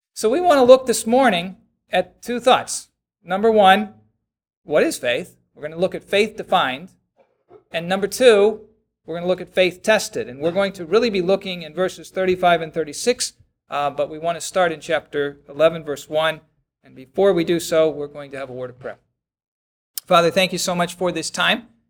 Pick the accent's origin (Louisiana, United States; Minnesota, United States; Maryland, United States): Maryland, United States; Baltimore; I'm from Baltimore